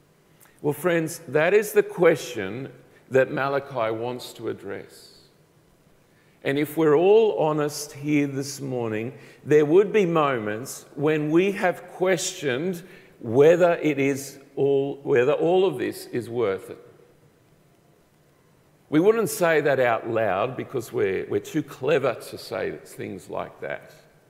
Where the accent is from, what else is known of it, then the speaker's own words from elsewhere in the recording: Colombia; I grew up in South America. My parents were missionaries, and so I grew up in the country of Colombia, the top northwest part of South America.